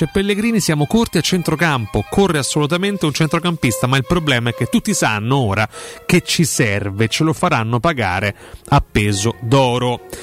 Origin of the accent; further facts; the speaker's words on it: Rome, Lazio, Italy; noi parliamo da romani